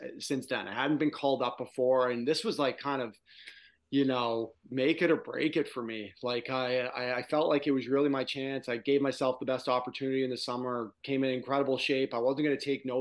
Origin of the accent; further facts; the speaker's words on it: Toronto, Ontario, Canada; since I was a kid growing up in Toronto